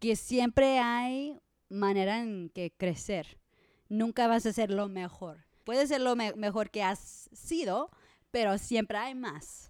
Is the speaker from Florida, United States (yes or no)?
no; Los Angeles, California, United States; eso es de donde soy, de Los Ángeles